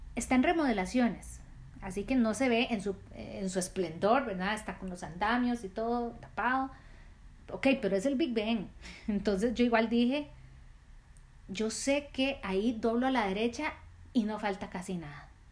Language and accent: Spanish; Costa Rica; Yo soy de Costa Rica